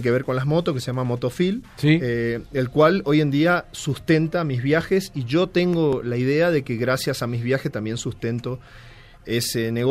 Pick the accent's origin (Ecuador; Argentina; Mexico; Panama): Argentina; moved away as an adult; Eh, y yo me vine rodando de Argentina en el año 2009, te digo, fin del 2009.